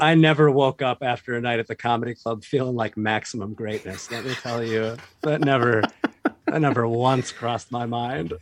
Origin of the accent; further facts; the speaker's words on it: Boise, Idaho, United States; moved away; also born or lived in Virginia / Colorado; I was not born there, but I grew up there. I was born in Virginia, but we moved when I was like one to mm. Boise.